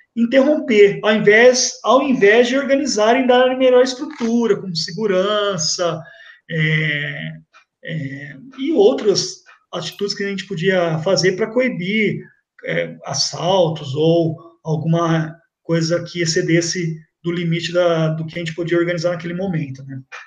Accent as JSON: {"language": "Portuguese", "town": "Ribeirão Preto", "region": "São Paulo", "country": "Brazil", "also_born_or_lived": "São Carlos", "moved": "as an adult", "said": "eu saí de Ribeirão Preto pra morar em São Carlos"}